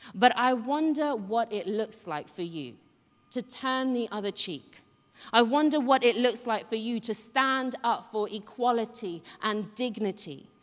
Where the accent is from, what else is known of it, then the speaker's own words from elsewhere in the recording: Ghana; moved away; I grew up in Ghana